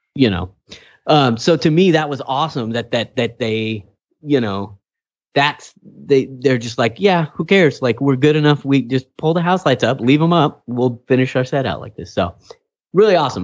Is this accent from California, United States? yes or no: yes; Kingsburg, California, United States; I'm from Kingsbury